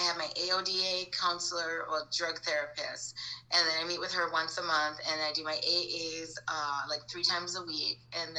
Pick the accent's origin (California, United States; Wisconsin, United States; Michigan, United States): Michigan, United States; Ontonagon; also born or lived in Baraga, Michigan; I'm from Upper Michigan. Okay. I was born and raised in, I was born in Ontonagon, Michigan. I lived in Toy Bola, Michigan, and I lived on a farm. So I was a farm girl.